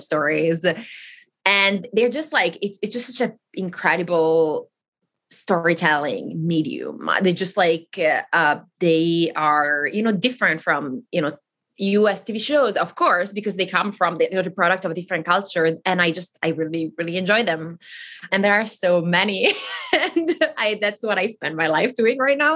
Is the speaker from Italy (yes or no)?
yes; the very north of Italy, northern Italy, Italy; first language Italian; English is a second language; moved away as an adult; I grew up in Italy